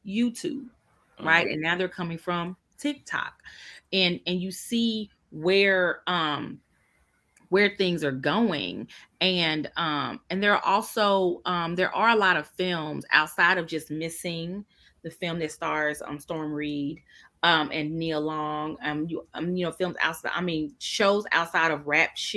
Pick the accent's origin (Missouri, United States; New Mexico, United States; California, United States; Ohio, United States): Missouri, United States; Kansas City; now in Washington, DC, United States; I'm from Kansas City